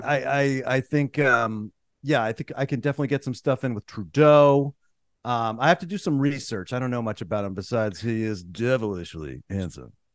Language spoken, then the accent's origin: English; Pittsburgh, Pennsylvania, United States; growing up in Pittsburgh